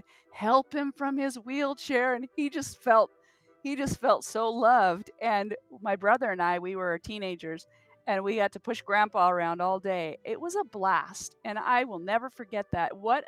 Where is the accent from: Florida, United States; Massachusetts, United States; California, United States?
California, United States; also born or lived in Mississippi; My dad was in the military. I grew up in the Air Force, and we were stationed out there